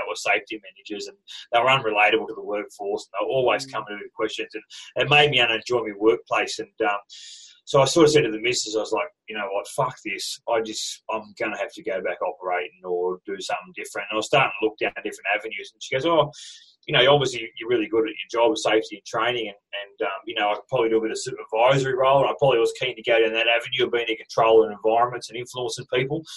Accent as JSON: {"language": "English", "town": "Cobar", "region": "New South Wales", "country": "Australia", "tie": "born or raised there", "also_born_or_lived": "Mackay, Queensland / Hunter Valley, New South Wales", "said": "I grew up in Cobar, like you work in a mining community"}